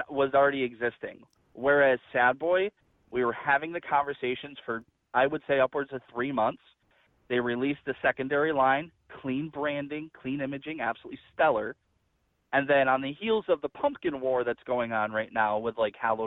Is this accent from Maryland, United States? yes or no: no; New York, United States; I'm from New York. I live in New York